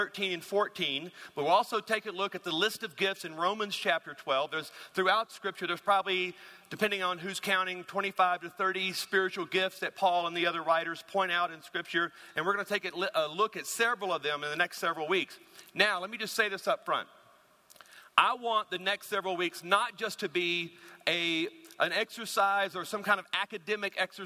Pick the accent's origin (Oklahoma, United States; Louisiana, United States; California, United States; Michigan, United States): Louisiana, United States; moved away; I'm from Louisiana